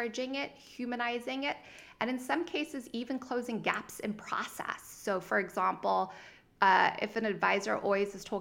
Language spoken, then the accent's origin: English; Zimbabwe; also born or lived in Cape Town, South Africa / Santa Barbara; now in United States; if you hear of a little bit of an accent, it's because I'm originally from Zimbabwe and I went to school in Cape Town, South Africa